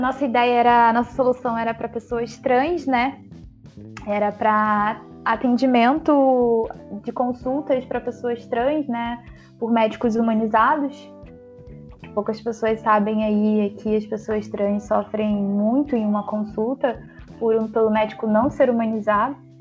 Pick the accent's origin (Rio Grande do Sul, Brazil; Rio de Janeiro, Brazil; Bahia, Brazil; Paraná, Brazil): Rio de Janeiro, Brazil; São João de Meriti; Sou da periferia, sou de São João de Meriti